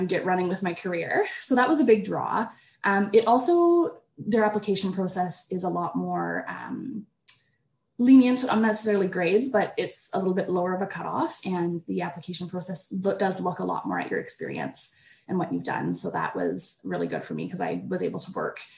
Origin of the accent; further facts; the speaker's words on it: Dundas, Ontario, Canada; moved away as an adult; also born or lived in Calgary, Alberta / Guelph, Ontario; now in Saint Kitts and Nevis; I'm originally from Dundas, Ontario, which is just outside of Toronto